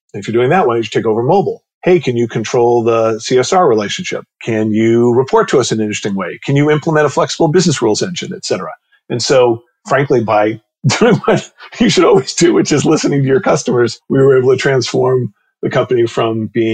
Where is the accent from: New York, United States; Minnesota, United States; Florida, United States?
New York, United States; also born or lived in Palo Alto / Los Angeles; I was born in Palo Alto, California. I live in Palo Alto, California. In fact, probably about 500 yards from where I was born. I was like a salmon that swam back home because I actually grew up in New York